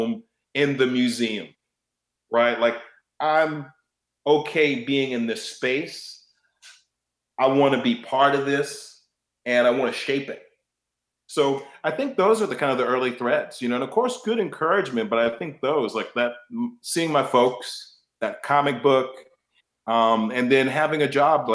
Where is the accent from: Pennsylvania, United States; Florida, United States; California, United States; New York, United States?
California, United States; Bay Area; moved away as an adult; also born or lived in Chicago; growing up in the Bay Area